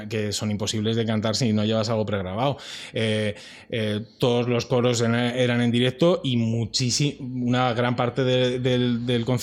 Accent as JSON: {"language": "Spanish", "town": "Madrid", "region": "Community of Madrid", "country": "Spain", "said": "Es que soy de Vallecas. Hay que dar el dato."}